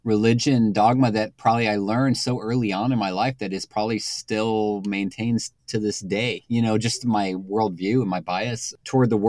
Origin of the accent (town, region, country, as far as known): San Antonio, Texas, United States; born or raised there; now in Los Angeles, United States